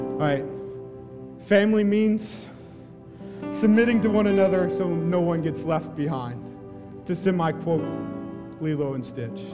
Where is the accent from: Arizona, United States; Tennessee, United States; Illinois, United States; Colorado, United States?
Tennessee, United States; between Bell Buckle and Wartrace; moved away as an adult; now in Hawaii, United States; My high school was in between Balbuckle Buckle and War Trace two very small towns.